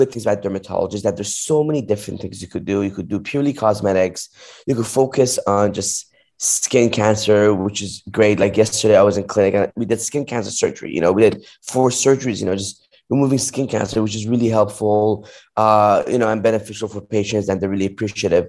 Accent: Los Angeles, California, United States; I grew up in Westwood. Pretty much I've been in LA ever since 1987.

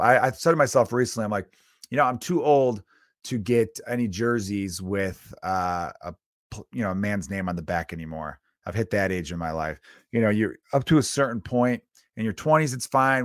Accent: Chicago, Illinois, United States; moved away; I grew up in America. I grew up in Chicago

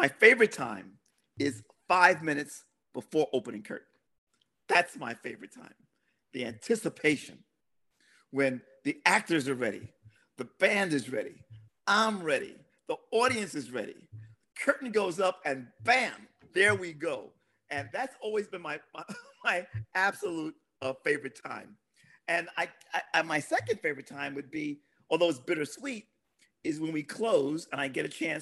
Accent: New York City, New York, United States; I'm from Brooklyn

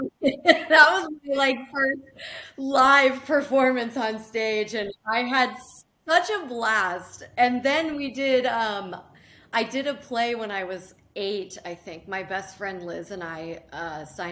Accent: Carefree, Arizona, United States; where I grew up in Carefree, Arizona

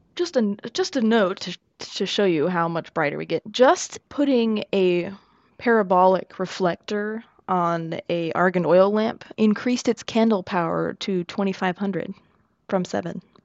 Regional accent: United States; I'm also American

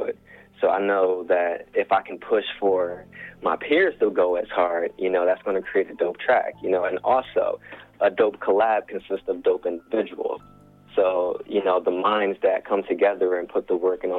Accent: Chester, Pennsylvania, United States; I'm from Chester, man. Born and raised proudly

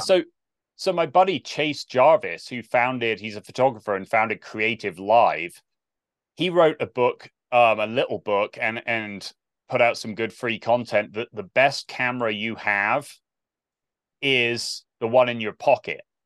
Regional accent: South West England, United Kingdom; moved away as an adult; also born or lived in Olathe, Kansas; growing up in Southwest England, I have no context for this, like small English village

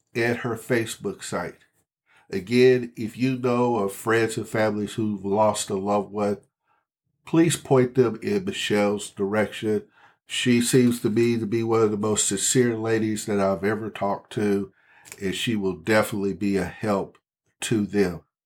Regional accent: Texas, United States; I'm a Texan.

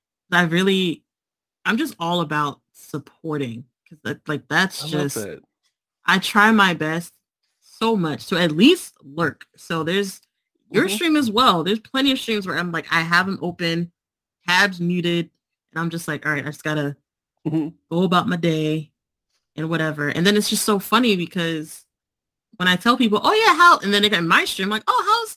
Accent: New Jersey, United States; moved away as an adult; now in Pennsylvania, United States; I'm originally from Jersey

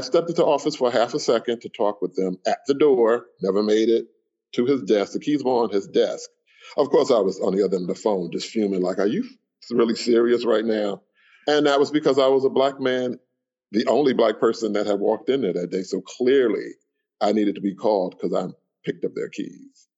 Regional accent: Miami, Florida, United States; I grew up in Miami

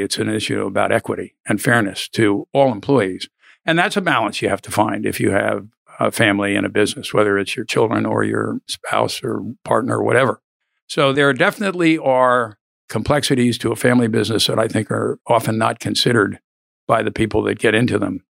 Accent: Philadelphia, Pennsylvania, United States; moved away as an adult; now in Austin, United States; I was born in Philadelphia, long way from here

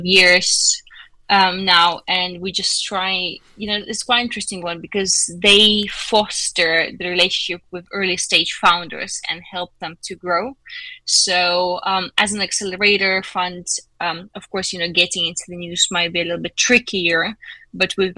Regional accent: Lithuania; I'm from Lithuania

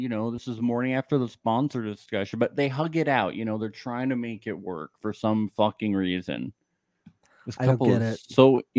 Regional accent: New York, United States; because I'm from New York

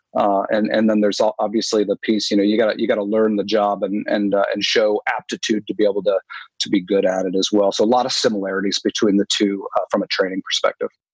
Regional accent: New England, United States; I grew up up in New England

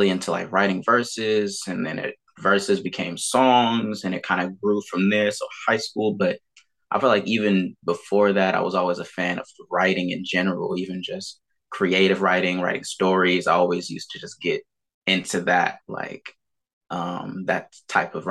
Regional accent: Fairfield, California, United States; also born or lived in Vallejo, California / Suisun City, California; I've lived in Fairfield and Sassoon, kind of back and forth between those two for pretty much all of my life

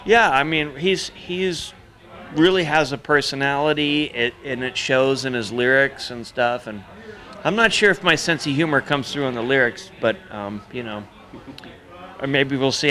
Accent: Midwest, United States; moved away; also born or lived in Seattle; growing up in the Midwest, I grew up on. Uh, you know, corn, potatoes, and rock and roll

